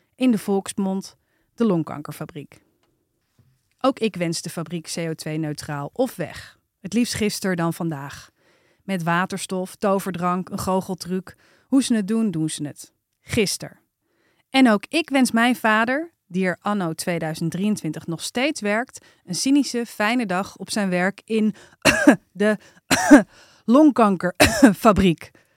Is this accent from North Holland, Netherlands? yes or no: yes; IJmond, North Holland, Netherlands; De Eimond, daar ben ik opgegroeid